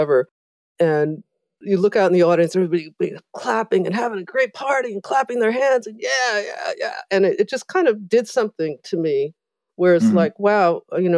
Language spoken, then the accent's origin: English; South Orange, New Jersey, United States; moved away as an adult; now in New York City, United States; I'm from New Jersey